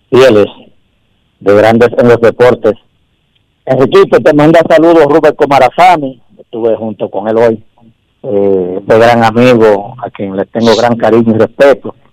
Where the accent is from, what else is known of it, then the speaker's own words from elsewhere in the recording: Dominican Republic; Eso es mi punto de vista como dominicano.